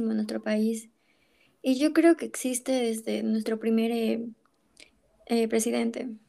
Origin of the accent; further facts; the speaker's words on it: Peru; seguir siendo peruana de corazón.